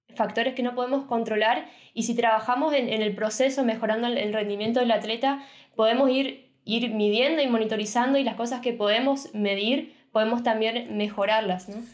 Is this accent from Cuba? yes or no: no; Argentina; now in Germany; como profesional de Argentina